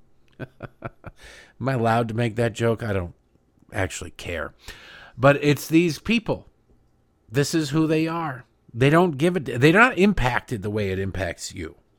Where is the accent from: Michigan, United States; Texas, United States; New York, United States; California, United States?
Michigan, United States; I grew up in Michigan